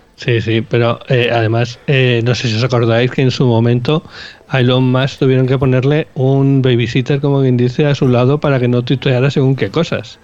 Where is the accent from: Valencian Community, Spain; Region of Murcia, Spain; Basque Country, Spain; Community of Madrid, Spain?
Basque Country, Spain; Bilbao; nosotros somos de Bilbao